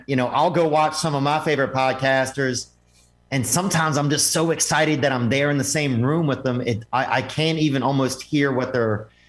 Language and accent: English; Covington, Louisiana, United States; now in Nashville, United States; I grew up north of New Orleans, just a town called Covington, Louisiana.